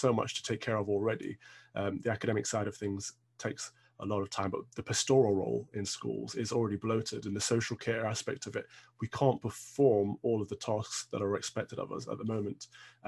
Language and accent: English; Midlands, United Kingdom; now in London, United Kingdom; I'm from the Midlands. We had lots of open space in our schools